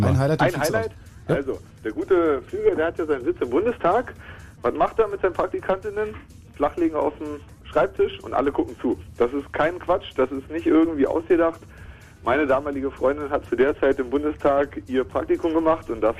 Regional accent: Berlin, Germany; also wir als Berliner, wir wollen sowas nicht.

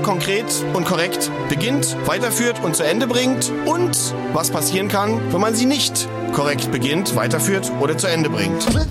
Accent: Rhineland, Germany; ich bin auch Rheinländer

